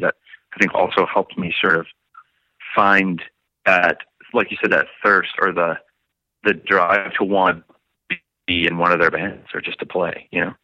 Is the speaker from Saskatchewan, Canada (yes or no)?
no; St. Catharines, Ontario, Canada; St. Catharines is where myself and Wade and Steele and Jesse, our original drummer, that's where we were all, all born and raised.